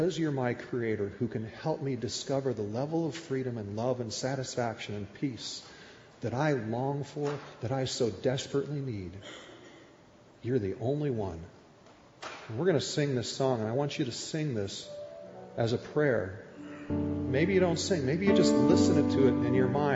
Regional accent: Minnesota, United States; moved away; I grew up in Minnesota as a Minnesota Vikings fan

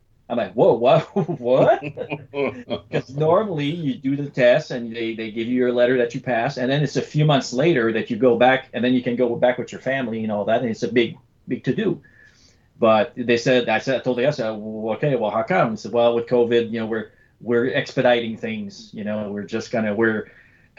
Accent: Canada; now in United States; But because of the way America and Canada works, I'm still Canadian

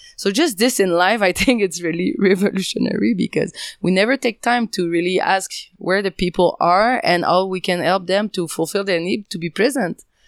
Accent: French part of Canada, Quebec, Canada; English is a second language; I'm from the French part of Canada, if you can hear.

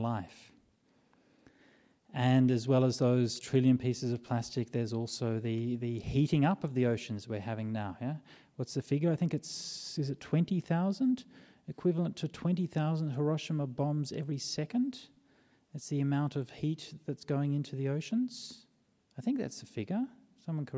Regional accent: Perth, Western Australia, Australia; when I was growing up in Perth

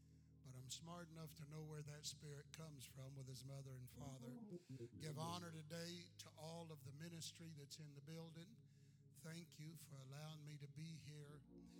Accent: Texas, United States; also born or lived in Indiana; I am a Texan. I went from Indiana, came into the church in Indiana, and then went to Texas. I've been pastoring that church for about 36 years.

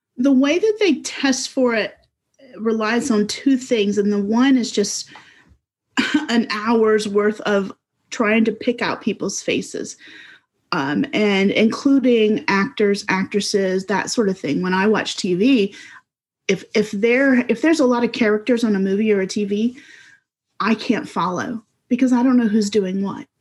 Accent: South Carolina, United States; also born or lived in Florida / Massachusetts / Cyprus; ever since the third grade, so for most of my life, I've lived in South Carolina in some place

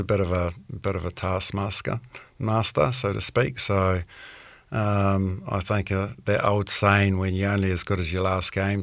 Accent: Auckland, New Zealand; moved away as an adult; also born or lived in Clermont-Ferrand, France; growing up in South Auckland

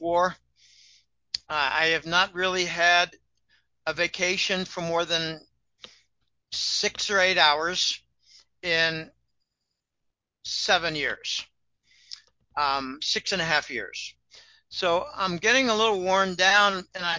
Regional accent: Pennsylvania, United States; I come from Pennsylvania, and the Pennsylvania Dutch, by the way, that's Deutsch

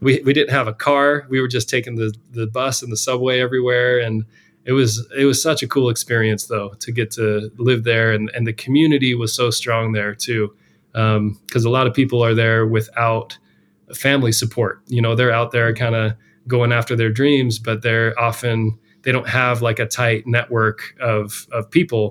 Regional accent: Salt Lake City, Utah, United States; moved away as an adult; also born or lived in New York / San Francisco area; growing up in Salt Lake City

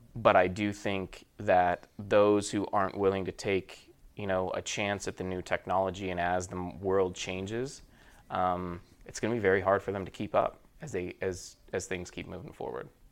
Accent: Murray, Utah, United States; moved away as an adult; now in Southern California, United States; I am from Utah. Born and raised in Murray, Utah.

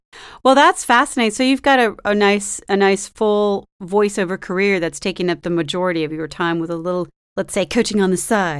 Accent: Bay Area, California, United States; I'm from the Bay Area, too.

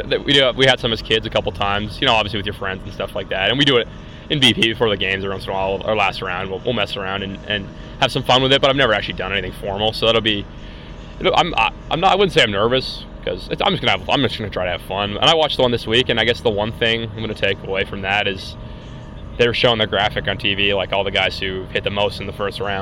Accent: Swift Current, Saskatchewan, Canada; I'm from Swift Current

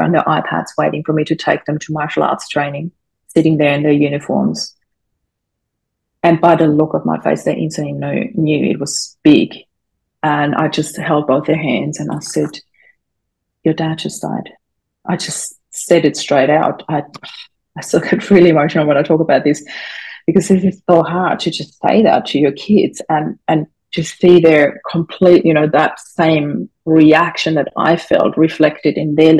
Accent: Austria; English is a second language; moved away; I grew up in Austria. English is not my first language, but I'm quite fluent, as you can tell.

